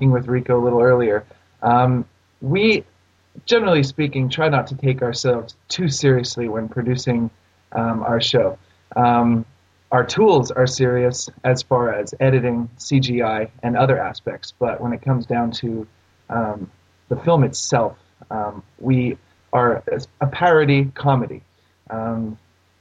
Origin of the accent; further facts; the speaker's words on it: Canada; I'm Canadian